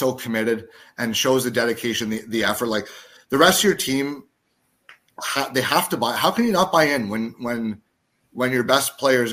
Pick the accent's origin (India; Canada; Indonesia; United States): Canada; the Maritimes; I was born in the Maritimes